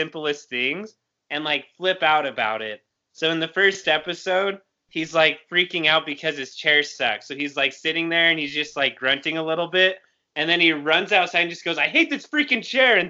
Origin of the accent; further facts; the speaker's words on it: Lindon and Pleasant Grove, Utah, United States; we were born in Linden and Pleasant Grove that got to grow up in that situation